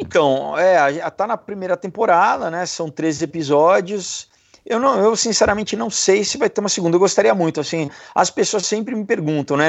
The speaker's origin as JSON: {"language": "Portuguese", "region": "São Paulo", "country": "Brazil", "said": "eu sou de São Paulo"}